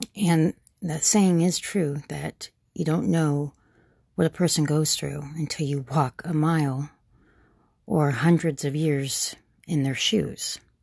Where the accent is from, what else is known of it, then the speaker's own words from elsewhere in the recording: Gilbert, Arizona, United States; I grew up in Gilbert, uh, it was a one-horse town